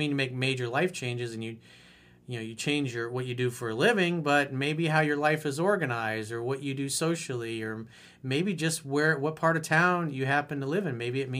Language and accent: English; Florida, United States; so I moved back to my home state of Florida to pursue a career as a commercial pilot.